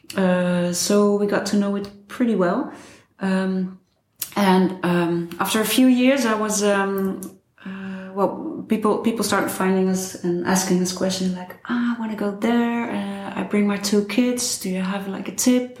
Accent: Netherlands; I'm from Holland

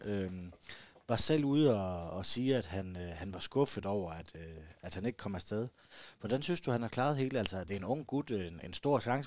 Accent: South Jutland, Southern Denmark, Denmark; som, som sønderjyde

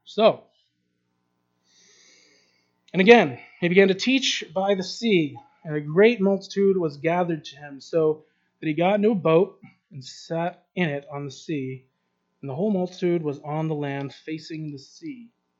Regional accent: Kyrgyzstan; I have no money, I'm from Kyrgyzstan, where am I going to go? I can't go back home, so yes, I'm stuck here.

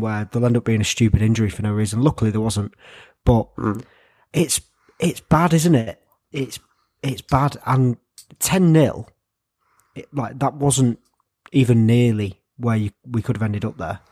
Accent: England, United Kingdom; as an Englishman

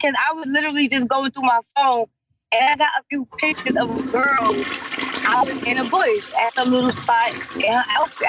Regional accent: New York, United States; I'm from the Bush.

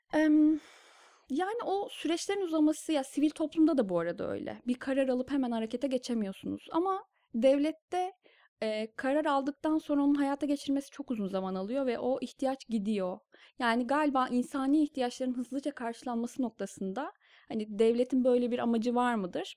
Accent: Kırşehir, Kırşehir Province, Turkey; moved away as an adult; also born or lived in Bursa; now in Istanbul, Turkey; biz iki küçük kardeş Kırşehir'de doğduk büyüdük.

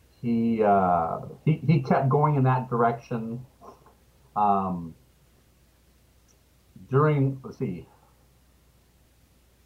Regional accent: Los Angeles, California, United States; also born or lived in Richmond, Virginia; at the ripe old age of 2, my parents moved to California. And I've basically been here ever since, in Los Angeles

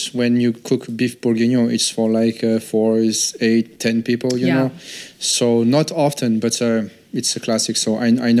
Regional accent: Paris, Île-de-France, France; Well, you know, growing up in France, the first thing you realize that in French food

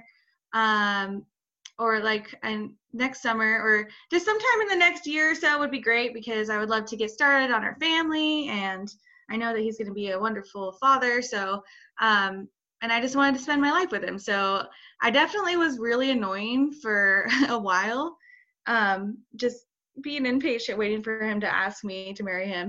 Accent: Boise, Idaho, United States; I'm from Boise, Idaho

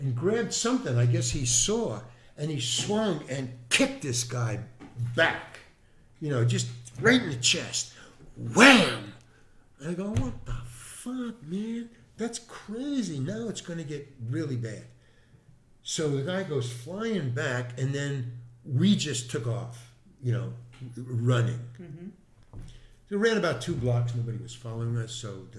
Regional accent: Far Rockaway, New York, United States; Far Rockaway, Long Island.

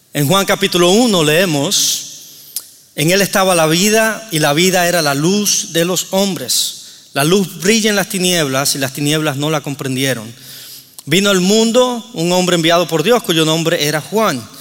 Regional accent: Cuba; moved away; vengo de Cuba

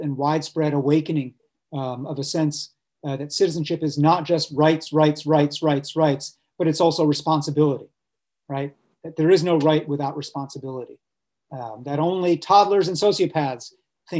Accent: New York, United States; I'm born and raised in New York

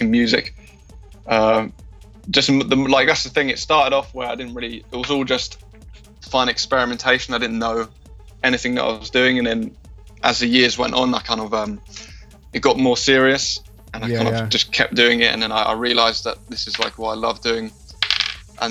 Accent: Brighton, South East England, United Kingdom; I'm from Brighton.

